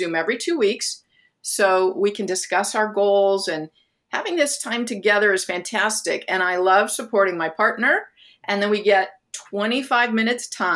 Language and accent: English; Phoenix, Arizona, United States; moved away as an adult; also born or lived in Southern California; I'm originally from Phoenix, Arizona, and I moved to Southern California so that I could attend an art school